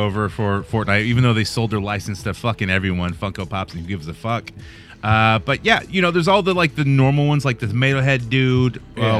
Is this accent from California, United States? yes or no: yes; Concord, California, United States; I grew up in Concord, man. I went to Ignatial Valley